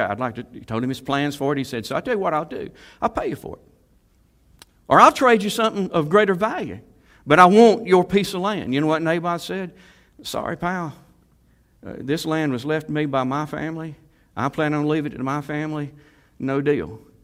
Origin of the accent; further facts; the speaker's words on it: Salem, United States; I was raised in Salem